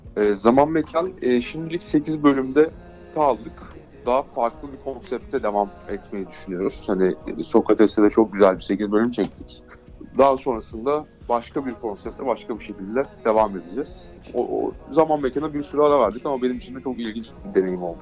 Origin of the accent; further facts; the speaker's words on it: Bursa, Turkey; Bursalı olduğum için